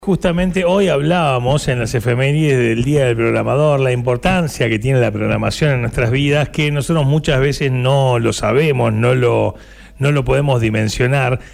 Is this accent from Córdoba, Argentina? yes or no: no; Buenos Aires, Argentina; moved away as an adult; now in Necochea, Argentina; yo soy de Buenos Aires